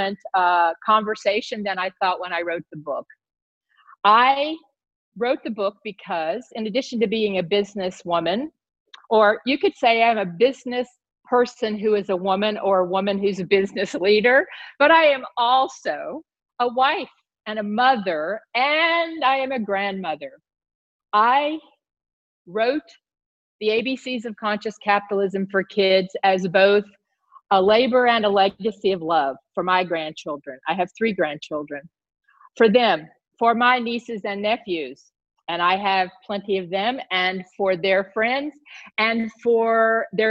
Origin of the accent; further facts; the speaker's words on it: the South, United States; I grew up in the South. I grew up in the southern part of the United States